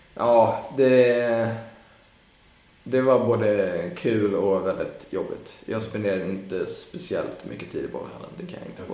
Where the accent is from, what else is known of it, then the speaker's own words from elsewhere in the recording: Stockholm, Stockholm County, Sweden; also born or lived in Skåne; now in Gothenburg, Sweden; jag är från Stockholm och jag fyller år då så att jag har ändå tänkt vara uppe med familjen